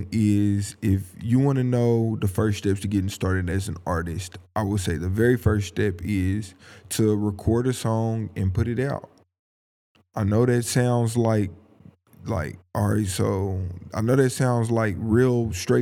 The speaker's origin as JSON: {"language": "English", "town": "Tulsa", "region": "Oklahoma", "country": "United States", "said": "I'm from Tulsa, Oklahoma"}